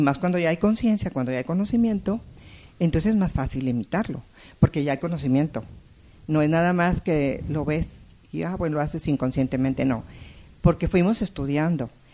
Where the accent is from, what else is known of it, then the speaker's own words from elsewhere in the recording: Saltillo, Coahuila, Mexico; now in Monterrey, Mexico; yo nací en Monterrey, pero muy pequeña, para antes de los dos años, mis padres fueron a vivir a Saltillo, o sea que ahí crecí.